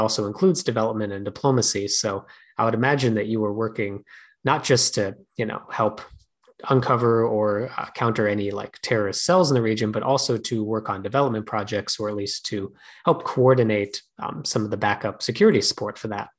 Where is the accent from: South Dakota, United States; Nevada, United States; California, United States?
South Dakota, United States; Mitchell; I'm originally from Mitchell, South Dakota, home of the Corn Palace